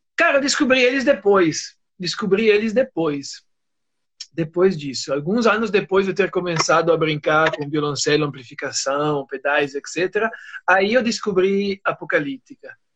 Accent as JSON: {"language": "Portuguese", "region": "Aosta Valley", "country": "Italy", "second_language": "Portuguese", "moved": "as an adult", "lives_now": "Brazil", "said": "Eu sou do norte da Itália, na região chamada Vale da Osta que é perto de, perto de Turim"}